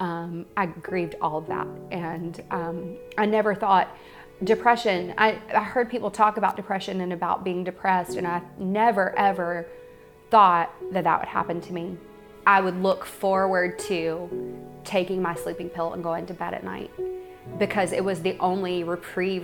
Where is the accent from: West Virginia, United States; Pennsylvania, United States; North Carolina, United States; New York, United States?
North Carolina, United States; I grew up in North Carolina